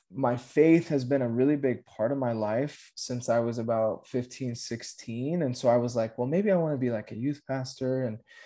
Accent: Aurora, Colorado, United States; Grew up, born and raised in Aurora, Colorado

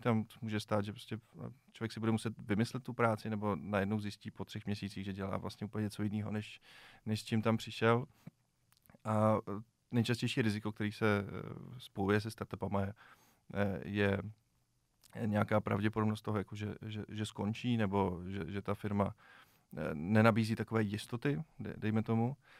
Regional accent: Czechia

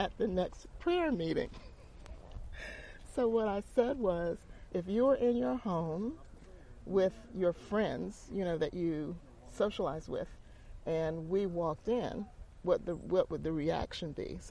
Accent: Teaneck, New Jersey, United States; moved away as an adult; also born or lived in Newark, New Jersey; now in Durham, United States; we moved to Durham in 1971 from Teaneck, New Jersey, and Newark, New Jersey

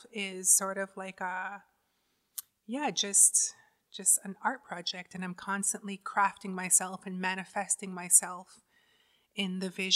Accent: Six Nations, Ontario, Canada; I grew up on reserve. I grew up on Six Nations on the res

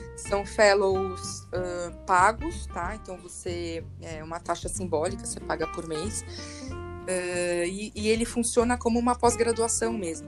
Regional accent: São Paulo, Brazil; eu sou de São Paulo, né? Eu nasci na Avenida Paulista, então nunca saí daqui

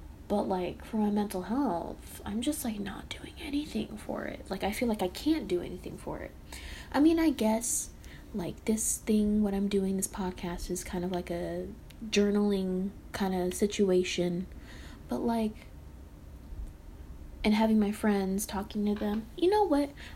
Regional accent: the South, United States; I was born in the South.

